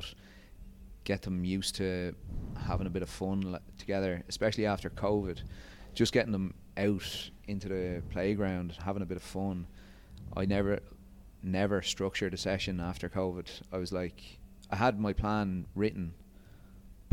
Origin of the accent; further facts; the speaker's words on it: Rathcoole, Leinster, Ireland; moved away as an adult; also born or lived in Ras Al Khaimah, United Arab Emirates / Twickenham, London; now in Dubai, United Arab Emirates; I'm from Dublin, just on the outskirts, a little place called Rathcoole.